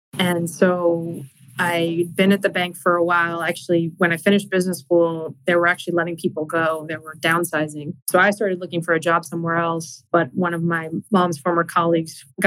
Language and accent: English; Arlington, United States; We grew up in Arlington